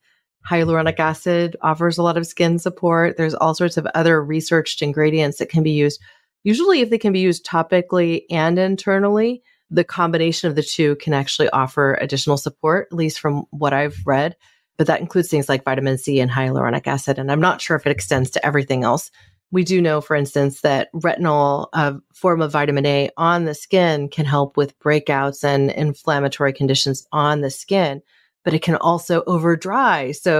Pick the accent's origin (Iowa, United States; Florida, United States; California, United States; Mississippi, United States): California, United States; my home state of California